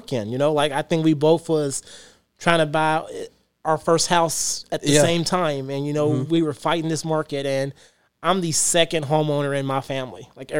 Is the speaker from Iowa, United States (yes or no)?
no; Louisville, Kentucky, United States; I grew up in the West End and I was proud. I mean, I loved my hood because it was, you know, It was like our little town.